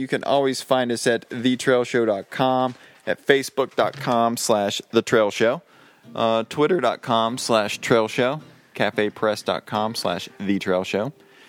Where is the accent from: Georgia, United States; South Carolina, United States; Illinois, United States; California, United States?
South Carolina, United States; That's my home state.